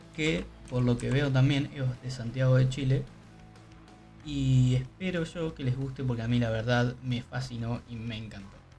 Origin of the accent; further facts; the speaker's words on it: Uruguay; acá como uruguayo